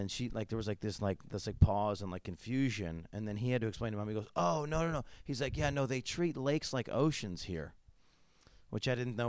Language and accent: English; upstate New York, United States; moved away; being inland, I'm from New York, upstate New York, and so we're not near a beach. So we have lakes. We have so many lakes.